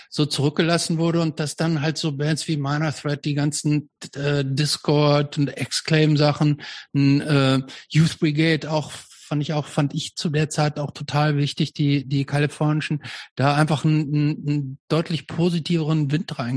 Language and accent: German; Hamm, North Rhine-Westphalia, Germany; Nee, ich bin nicht Dortmunder, aber ich bin, ich bin, ich komme aus Hamm.